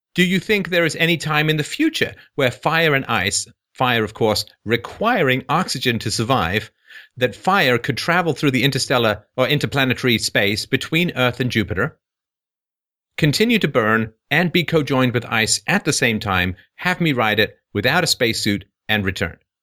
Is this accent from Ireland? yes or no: yes; Ireland; I'm Irish.